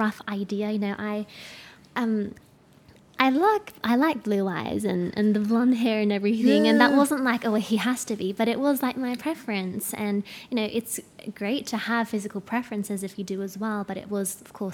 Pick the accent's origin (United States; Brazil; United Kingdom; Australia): Australia; I'm from Australia